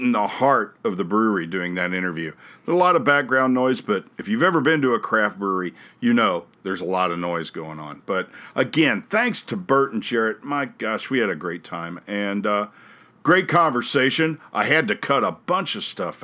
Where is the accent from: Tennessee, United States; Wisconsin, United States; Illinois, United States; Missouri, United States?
Missouri, United States; Jefferson City; I'm from Jefferson City